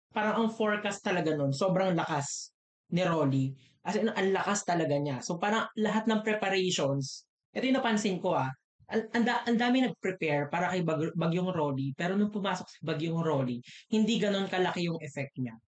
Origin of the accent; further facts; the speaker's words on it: Camarines Norte, Bicol Region, Philippines; sa amin sa Camarines Norte is mga palayan and other crops.